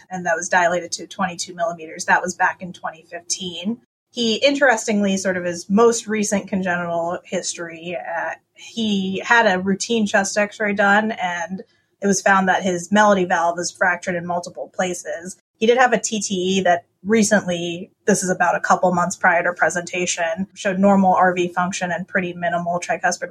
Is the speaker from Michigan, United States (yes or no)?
no; Cincinnati, Ohio, United States; moved away as an adult; also born or lived in Chicago, United States; now in Madison, United States; I'm from the Cincinnati, Ohio area